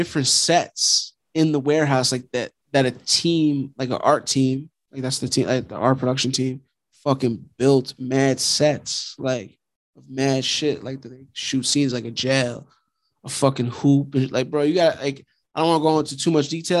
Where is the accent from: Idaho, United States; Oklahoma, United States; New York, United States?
New York, United States; New York City; also born or lived in Long Island, New York / Flushing, Queens; I basically like grew up in Queens too. Like, I'm from Long Island